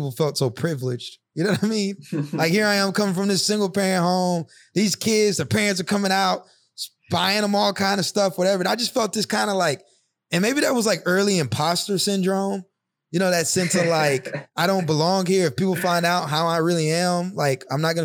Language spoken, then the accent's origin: English; the South, United States; now in Newark, United States; I was from the South